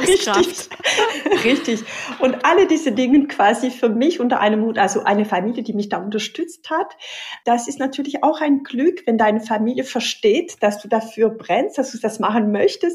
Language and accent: German; Pyrenees, France; German is a second language; now in Germany; Ich komme aus Südfrankreich, aus den Pyrenäen.